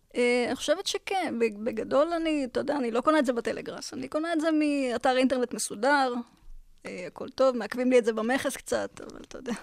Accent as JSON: {"language": "Hebrew", "town": "Beersheba", "region": "Southern District", "country": "Israel", "tie": "born or raised there", "said": "גדלתי בבאר שבע"}